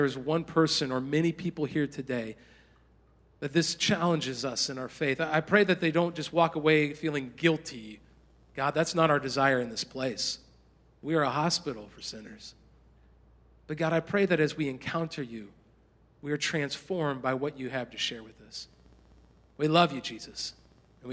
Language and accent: English; a small town in Indiana, United States; moved away as an adult; also born or lived in Southern California; I had grown up in a small town in Indiana